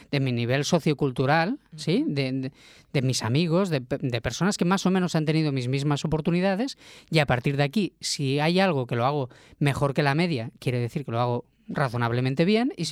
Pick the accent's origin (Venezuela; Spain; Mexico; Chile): Spain; Catalonia; yo porque soy un catalán se llama bocamoy